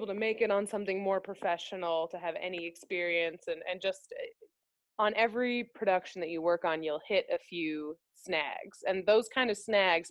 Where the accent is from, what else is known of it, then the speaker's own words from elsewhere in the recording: Minnesota, United States; moved away; I was from Minnesota